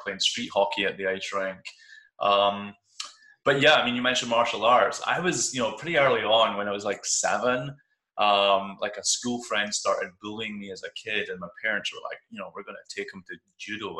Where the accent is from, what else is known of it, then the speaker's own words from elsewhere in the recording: Kirkcaldy, Scotland, United Kingdom; moved away as an adult; also born or lived in Edinburgh; now in Bay Area, United States; I live in California now. I live in the Bay Area, uh, but I grew up in Scotland, uh, a relatively small town called Kirkcaldy